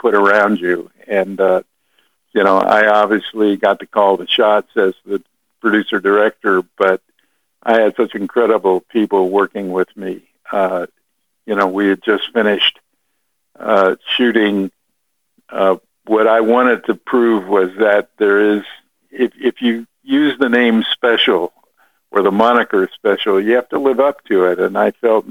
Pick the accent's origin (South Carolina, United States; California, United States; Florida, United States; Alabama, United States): California, United States; Los Angeles; I was born and raised in Los Angeles